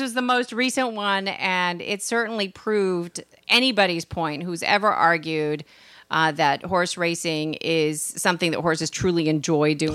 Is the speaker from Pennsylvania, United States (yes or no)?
no; Boston, Massachusetts, United States; accent: Boston; my Boston accent